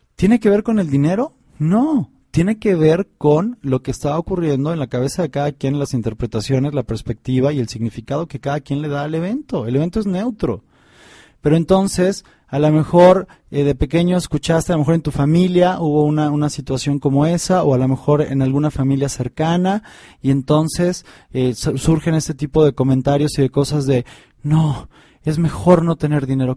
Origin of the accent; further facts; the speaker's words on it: Mexico; en, México, en mi país